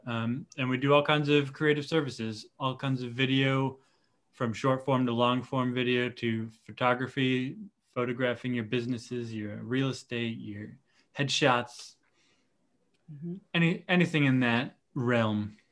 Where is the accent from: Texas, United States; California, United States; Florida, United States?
Florida, United States; Dunedin; I'm uh, Dunedin, Florida native